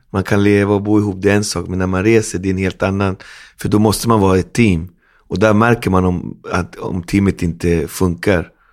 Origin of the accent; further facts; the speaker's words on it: Sweden; Jag är ändå född i Sverige, min mamma är svenska och jag växte upp på 80-talet